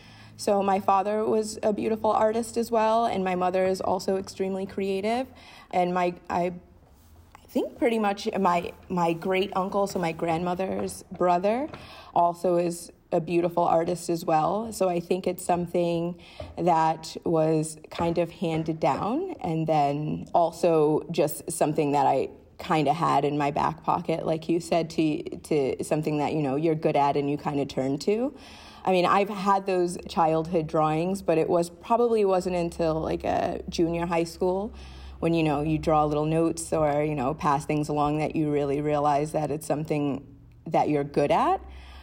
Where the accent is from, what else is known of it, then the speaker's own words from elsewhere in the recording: Rhode Island, United States; So memories of growing up in Rhode Island were probably smaller things than like big experiences